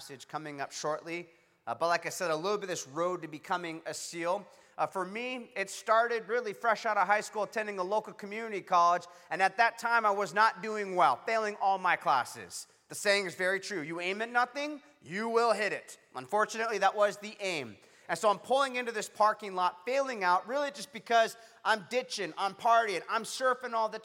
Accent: Huntington Beach, California, United States; back in my hometown, Huntington Beach, California

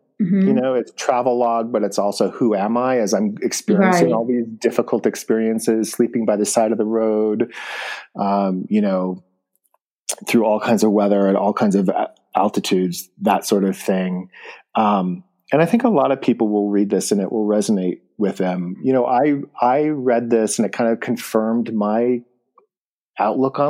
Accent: Bishop, California, United States; moved away as an adult; I grew up in Bishop, but I moved very far away from home as a young

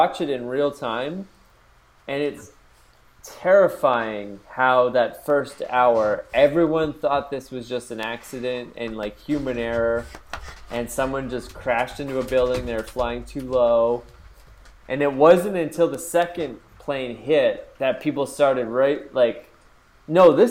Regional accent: Canada; we grew up in Canada

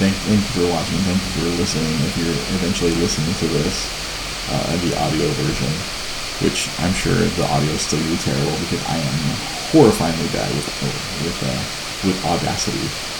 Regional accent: Chicago, Illinois, United States; I'm from Chicago.

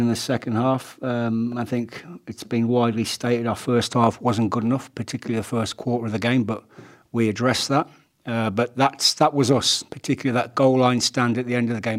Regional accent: Leicester, East Midlands, United Kingdom; the environment I grew up with in Leicester.

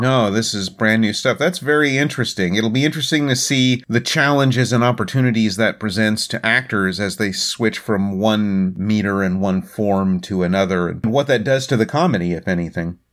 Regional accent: Oklahoma, United States; moved away; it really reminds me of Oklahoma, where I came of age

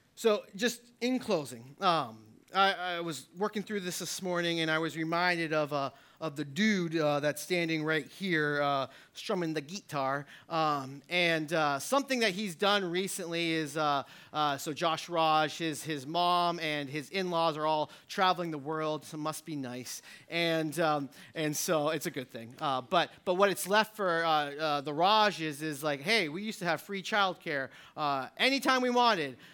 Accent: New Hampshire, United States; I'm from New Hampshire

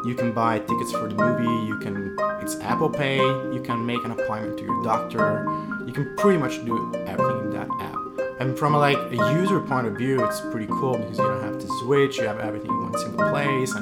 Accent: Italy; moved away as an adult; also born or lived in France / Shanghai, China; now in New York City, United States; I grew up in Italy. I'm half Italian, half French.

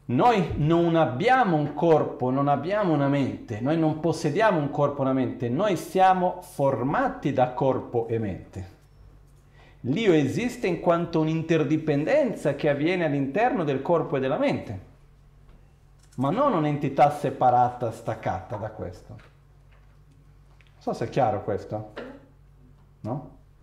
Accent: Brazil; moved away; quando ero ragazzino in Brasile

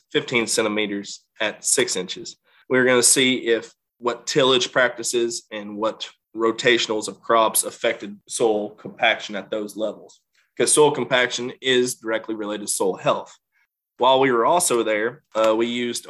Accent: Illinois, United States; my home state of Illinois

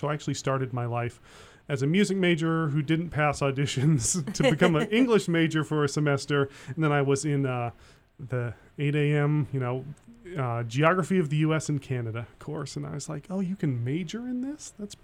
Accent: Colorado, United States; moved away; I grew up in Colorado

